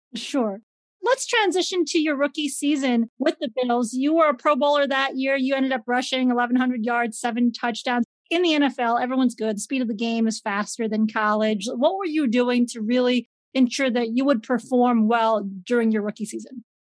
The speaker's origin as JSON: {"language": "English", "town": "Chicago", "region": "Illinois", "country": "United States", "tie": "born or raised there", "said": "I grew up in Chicago"}